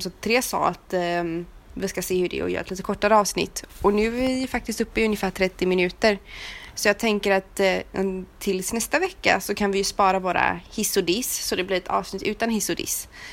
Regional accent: Sweden; moved away as an adult; now in Romania; hemma i Sverige

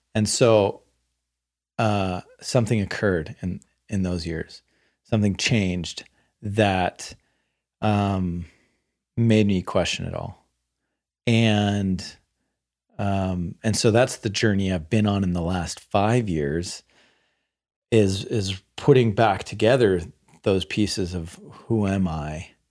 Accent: the Bay Area, California, United States; I grew up in the Bay Area

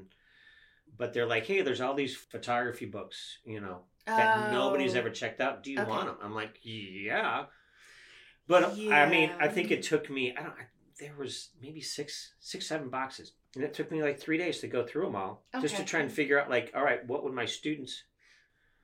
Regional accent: outside of Chicago, Illinois, United States; now in Frederick, United States; I grew up outside of Chicago

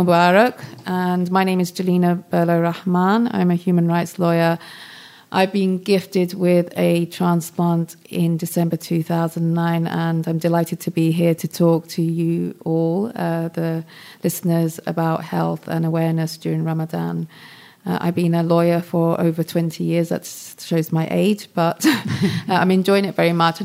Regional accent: London, United Kingdom; I grew up in London.

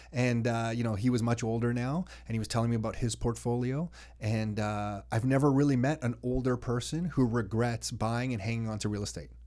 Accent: Mississauga, Ontario, Canada; I grew up in Mississauga around a lot of Italians

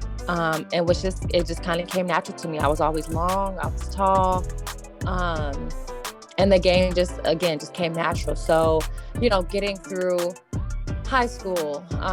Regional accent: Indianapolis, Indiana, United States; I am from Indianapolis, Indiana, Midwest.

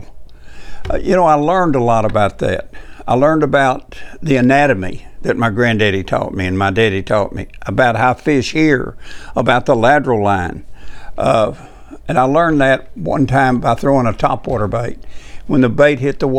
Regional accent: Tennessee, United States; my home state

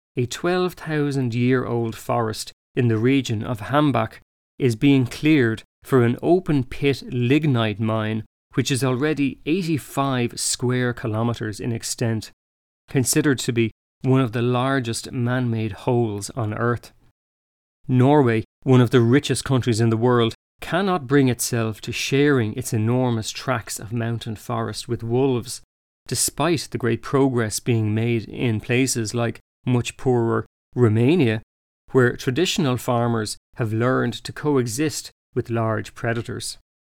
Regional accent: Ireland

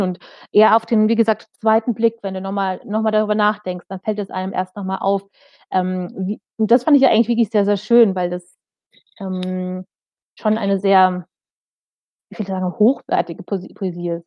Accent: Germany; bei uns in Deutschland

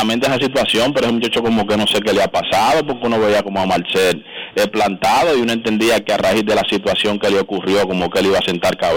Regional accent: Dominican Republic; uno como dominicano

